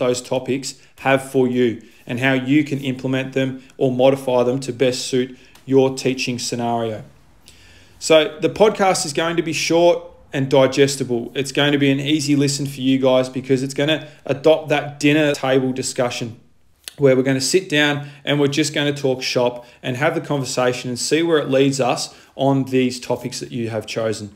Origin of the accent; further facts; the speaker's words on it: Launceston, Tasmania, Australia; moved away as an adult; now in Victoria, Australia; I am originally from Launceston, Tasmania